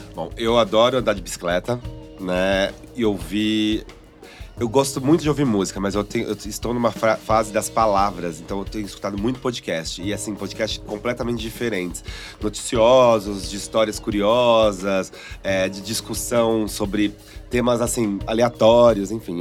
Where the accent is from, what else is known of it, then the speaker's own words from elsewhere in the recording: São Paulo, Brazil; eu sou de São Paulo